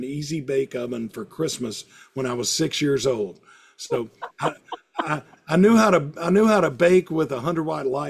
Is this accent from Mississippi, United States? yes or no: yes; Hattiesburg, Mississippi, United States; also born or lived in Starkville, Mississippi; I kind of moved back to Hattiesburg, my hometown